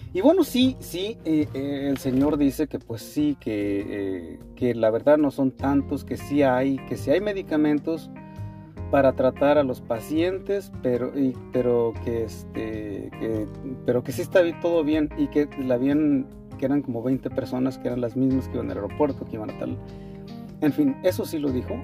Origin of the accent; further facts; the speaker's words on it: Mexico; soy mexicano